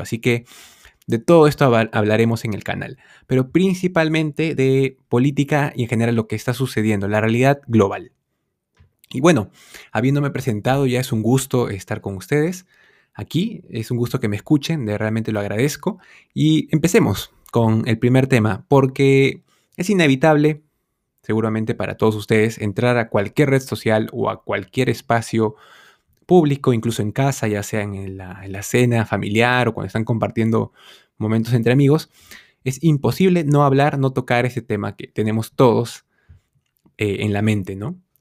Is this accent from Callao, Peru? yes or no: no; Lima, Peru; Soy un simple joven de 25 años, peruano, por supuesto, de nacimiento, de corazón. Ah, y si bien nací específicamente en Lima